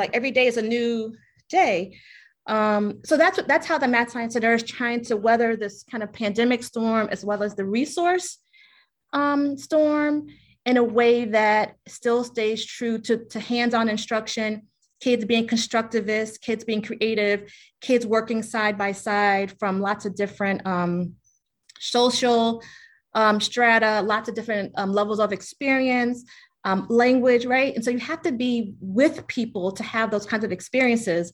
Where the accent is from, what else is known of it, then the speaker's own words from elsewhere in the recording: Richmond, Virginia, United States; moved away as an adult; also born or lived in New York City; born and raised in Richmond